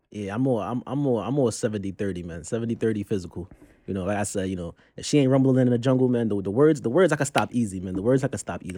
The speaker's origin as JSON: {"language": "English", "town": "New York City", "region": "New York", "country": "United States", "said": "I'm from Brooklyn, Brooklyn's very own."}